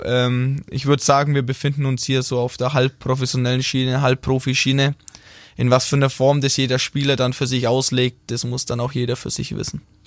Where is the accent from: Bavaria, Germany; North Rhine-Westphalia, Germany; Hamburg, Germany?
Bavaria, Germany; Rothenburg ob der Tauber; accent: Franconian (rolled R); moved away as an adult; now in Baden-Württemberg, Germany; Ich komme aus Rodenburg, äh, Mittelfranke. Wir rollen das R.